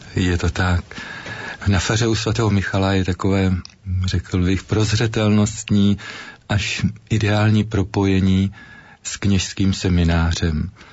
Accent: Ruda nad Moravou, Olomouc Region, Czechia; now in Olomouc, Czech Republic; ve farnosti Ruda nad Moravou, odkud pocházím

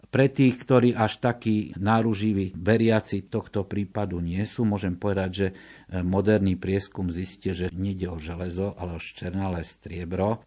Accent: eastern Slovakia, Slovakia; som z východného Slovenska

